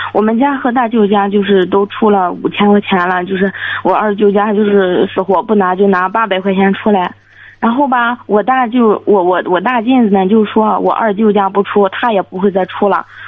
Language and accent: Chinese; Weifang, Shandong, China; moved away as an adult; now in Jinan, China; 我在潍坊，我老家，然后我是济南，在济南上学，